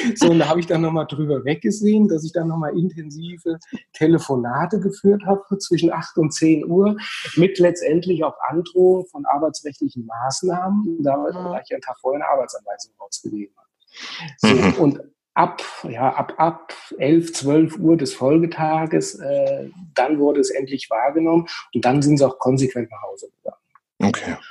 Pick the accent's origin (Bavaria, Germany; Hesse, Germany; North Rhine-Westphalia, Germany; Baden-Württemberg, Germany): Hesse, Germany; Hüttenberg; ich komme aus Hüttenberg bei Gießen, das ist im schönen Mittelhessen